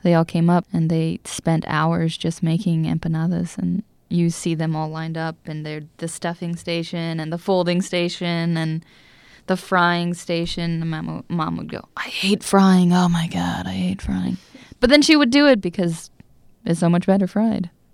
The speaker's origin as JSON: {"language": "English", "town": "Seattle", "region": "Washington", "country": "United States", "tie": "born or raised there", "moved": "as an adult", "lives_now": "Bethel, United States", "said": "I was raised in Seattle around a lot of not Colombian people."}